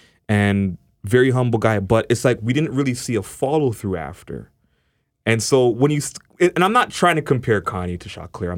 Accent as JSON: {"language": "English", "country": "Canada", "said": "especially being a Canadian artist."}